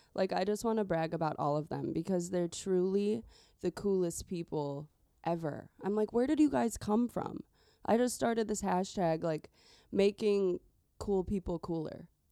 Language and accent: English; Chicagoland suburbs, Illinois, United States; born and raised in the Chicagoland suburbs